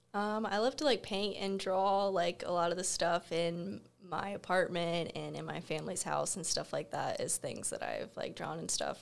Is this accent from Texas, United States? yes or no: no; Florida, United States; moved away; I'm from Florida, right next to the beach